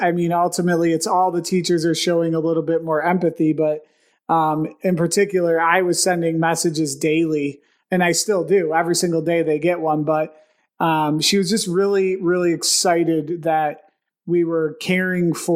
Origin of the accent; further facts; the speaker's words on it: Buffalo, New York, United States; we're from Buffalo. Yeah, we're Buffalo guys